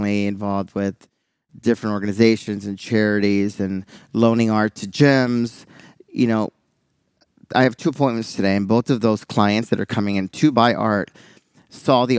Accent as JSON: {"language": "English", "town": "Houston", "region": "Texas", "country": "United States", "said": "I'm from Houston"}